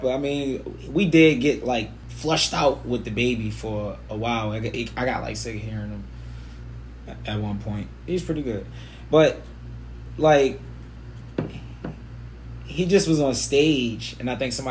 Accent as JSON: {"language": "English", "region": "Alaska", "country": "United States", "said": "That I'm from Alaska."}